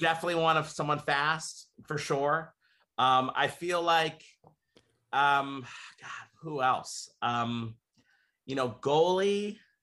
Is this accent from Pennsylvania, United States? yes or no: yes; Philadelphia, Pennsylvania, United States; moved away; I was from Philly